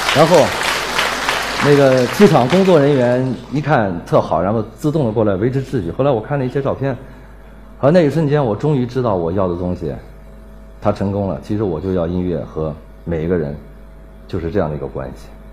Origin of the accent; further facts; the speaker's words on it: Anhui, China; also born or lived in Nanjing; now in Beijing, China; 我们家就住在安徽省公安厅的旁边，我是安徽人。然后我在南京一直待到九八年